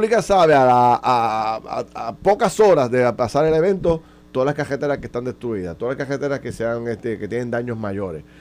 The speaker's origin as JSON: {"language": "Spanish", "country": "Puerto Rico"}